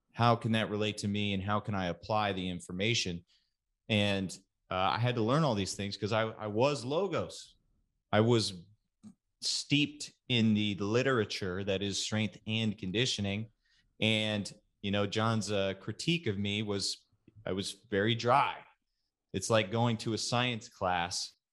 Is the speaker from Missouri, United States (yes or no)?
no; Katy, Texas, United States; moved away; west of Houston called Katy. And that's, that's where I'm from